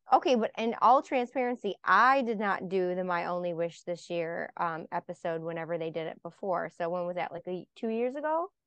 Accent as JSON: {"language": "English", "town": "Buffalo", "region": "New York", "country": "United States", "moved": "yes", "said": "I'm from Buffalo originally"}